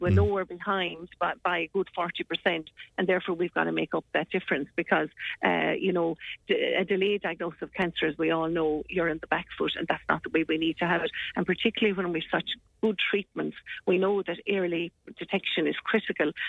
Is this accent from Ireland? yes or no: yes; Ireland; we are being Irish